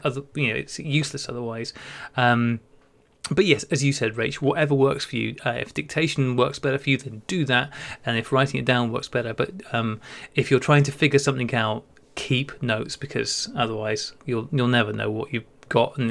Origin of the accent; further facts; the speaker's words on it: Wales, United Kingdom; I grew up in Wales